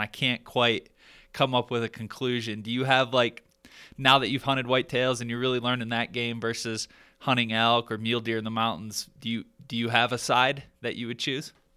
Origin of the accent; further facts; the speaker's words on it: Michigan, United States; now in Colorado, United States; growing up in Michigan, like that's that's my roots